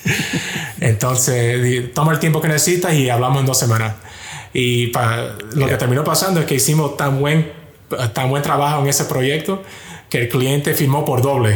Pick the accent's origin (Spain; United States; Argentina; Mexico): United States; Miami, Florida; yo nací y crecí en Miami